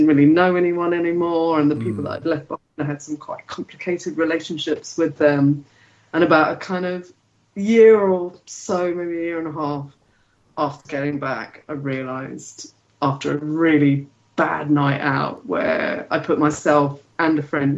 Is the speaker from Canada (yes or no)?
no; London, United Kingdom; I grew up in London.